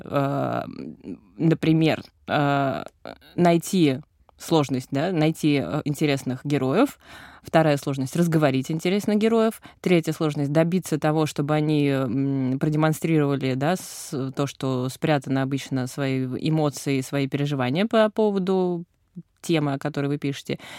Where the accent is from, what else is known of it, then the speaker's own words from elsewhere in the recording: Moscow, Russia; я, э, москвичка с опытом работы в ЧОПах нулевым